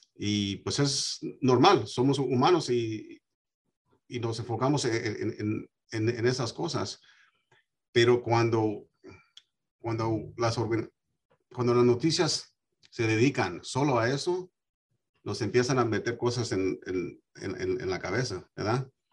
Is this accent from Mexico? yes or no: no; United States; yo me crié aquí en los Estados Unidos